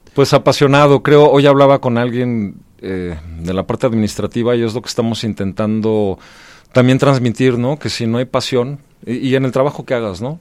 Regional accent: Mexico City, Mexico; soy de la Ciudad de México

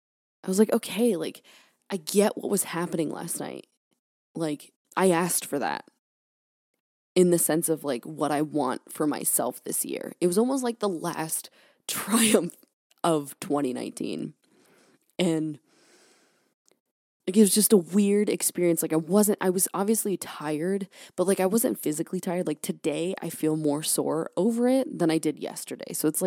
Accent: California, United States; now in Maine, United States; I'm from California, born and raised. I've been in Maine for, like, almost 4 years now.

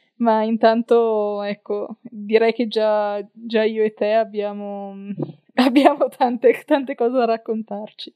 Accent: Verona, Valpolicella, Veneto, Italy; Io sono di Verona, eh, quindi, eh, eh, anzi della Valpo, quindi fianco e sassi, si direbbe dalle mie parti

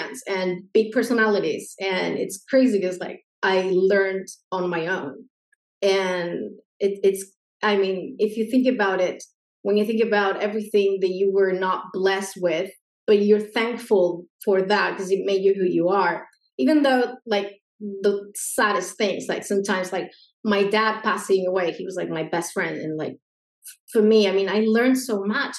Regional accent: Argentina; English is a second language; I'm from Argentina

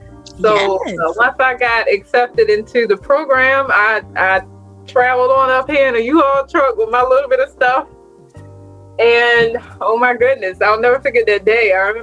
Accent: New Bern, North Carolina, United States; now in Baltimore, United States; So I'm from North Carolina, actually the home of Pepsi, which is New Bern, North Carolina.

